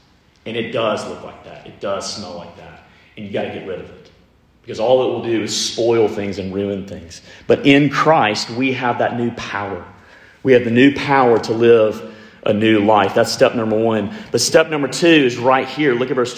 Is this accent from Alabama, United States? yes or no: yes; Alabama, United States; also born or lived in New Orleans; I'm from Alabama, surprise, surprise. Well, when I moved from Alabama, where we love to draw out our vowels, and I moved to New Orleans